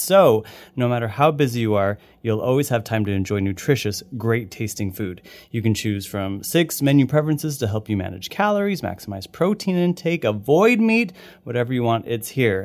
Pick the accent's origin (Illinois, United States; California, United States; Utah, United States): Utah, United States; moved away; I once again grew up in Utah, very cold